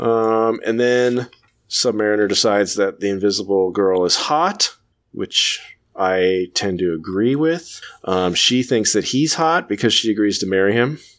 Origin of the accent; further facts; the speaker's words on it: California, United States; I was born, raised California